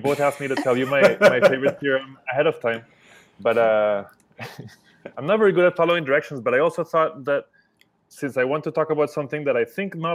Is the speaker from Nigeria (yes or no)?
no; Colombia; now in San Francisco, United States; I'm a immigrant from Colombia to the US.